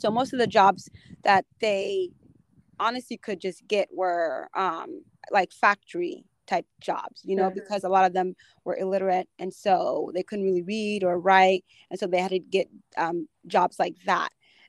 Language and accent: English; United States; I came over with my dad and my stepmom and then my brothers and sisters. And so growing up in America was kind of difficult